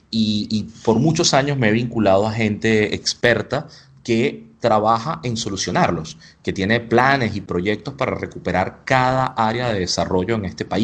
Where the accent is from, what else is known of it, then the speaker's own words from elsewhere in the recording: Spain; Yo soy español, pero siento que en España soy un buen turista.